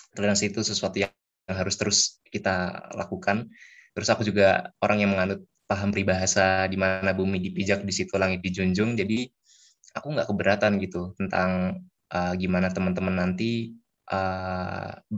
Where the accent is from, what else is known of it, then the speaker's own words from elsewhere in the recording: Bekasi, West Java, Indonesia; asal aku dari kota Bekasi Jawa Barat